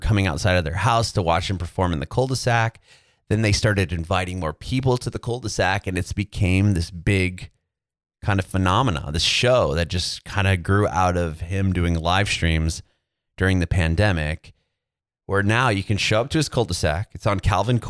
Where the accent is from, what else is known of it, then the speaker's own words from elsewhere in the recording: San Diego, California, United States; I'm from Southern California. So I grew up in San Diego